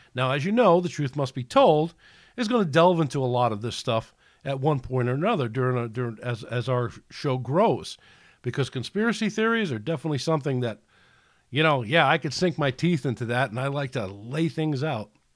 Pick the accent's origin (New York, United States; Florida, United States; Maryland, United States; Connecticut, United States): New York, United States; New York City; we grew up in New York City